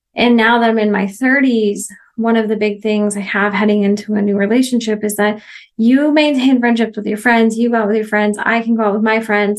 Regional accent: Oregon, United States; moved away as an adult; also born or lived in Missouri; now in Mexico; I was born and raised in Oregon

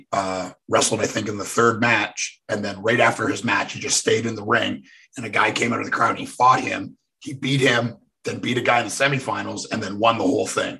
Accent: Canada; moved away as an adult; now in Nashville, United States; I grew up in Canada

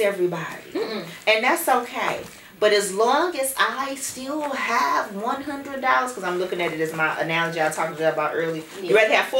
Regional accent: Ferguson, Missouri, United States; where are you from? Ferguson

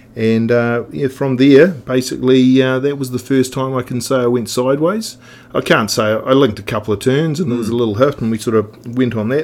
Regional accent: Oamaru, Otago, New Zealand; now in Wanaka, New Zealand; I was born in Oamaru. Um, so that's effectively 45th parallel, straight directly to the coastline. And um, so you yeah, grew up there

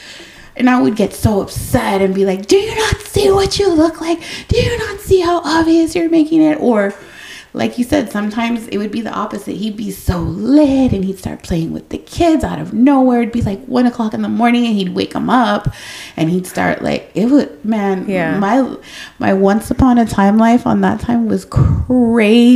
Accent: San Antonio, Texas, United States; moved away as an adult; also born or lived in Austin, Texas / Buda, Texas; I did not want to come back to San Antonio because back then I was like, I live in Austin and Buda. Like, I left my hometown.

